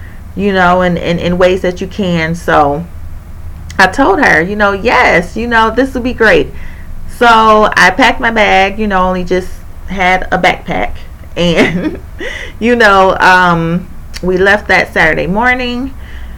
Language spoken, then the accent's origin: English; Indiana, United States; I'm from Indiana, and I live in Indiana.